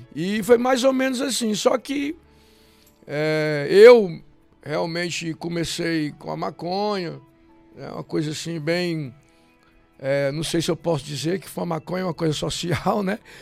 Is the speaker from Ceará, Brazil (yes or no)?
yes; Fortaleza, Ceará, Brazil; eu nasci na cidade de Fortaleza, lá no centro mesmo, no miolozinho da cidade